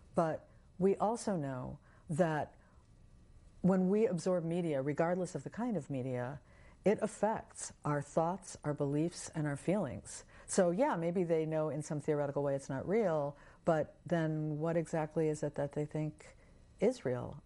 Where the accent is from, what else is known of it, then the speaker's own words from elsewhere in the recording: United States; growing up in American culture